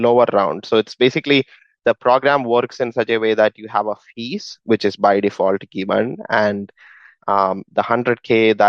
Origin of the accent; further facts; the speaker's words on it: India; moved away; I come from India